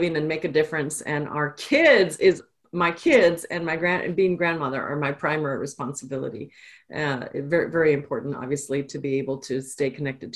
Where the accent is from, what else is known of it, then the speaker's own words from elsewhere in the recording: Austin, Texas, United States; also born or lived in El Paso, Texas; I'm actually a native Texan. I grew up in El Paso, was born in El Paso, and moved to Austin when I was about 9 or 10